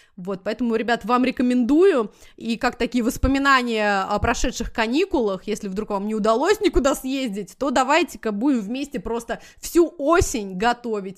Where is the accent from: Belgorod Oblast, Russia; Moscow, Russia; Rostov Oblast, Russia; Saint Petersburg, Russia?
Moscow, Russia; moved away as an adult; now in United States; я как москвич